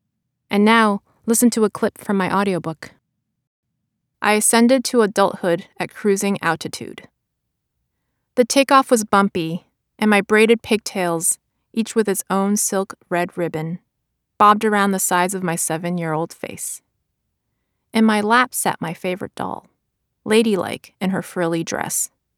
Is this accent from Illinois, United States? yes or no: no; Brooklyn, New York, United States; English is a second language; I wrote my book because I learned English on library books, and I spent much of my childhood in the company of books and their characters. But in none of my beloved books were there people like me, living the life that my parents and I lived in Brooklyn.